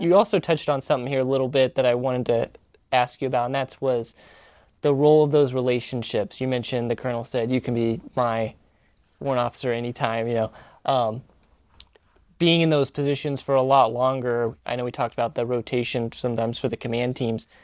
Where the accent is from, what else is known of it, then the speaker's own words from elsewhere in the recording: Missouri, United States; moved away; I grew up in the Midwest in Missouri